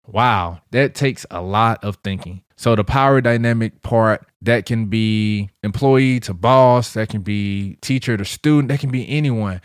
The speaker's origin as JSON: {"language": "English", "town": "St. Louis", "region": "Missouri", "country": "United States", "said": "I'm hood nigga from Saint Louis."}